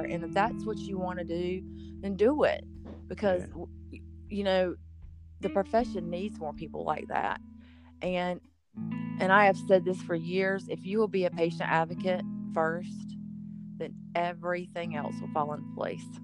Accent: the South, United States; I was born and raised in the South, so I'm just I'm just a Southern girl

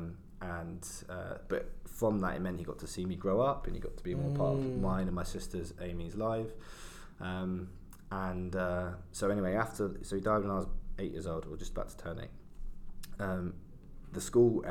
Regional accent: London, United Kingdom; I kind of grew up in London, so I was born in Southeast London.

